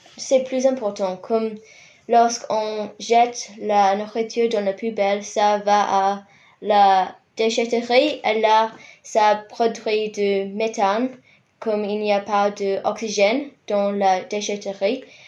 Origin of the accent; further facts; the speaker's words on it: Rotorua, Bay of Plenty, New Zealand; French is a second language; moved away as an adult; now in Christchurch, New Zealand; Je viens de Rotorua dans l'île du Nord